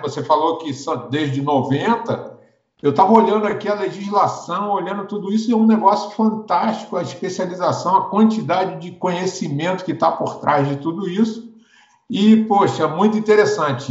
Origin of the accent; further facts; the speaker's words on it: Rio de Janeiro, Brazil; now in Brasília, Brazil; eu sou do Rio, sou apaixonado pelo Rio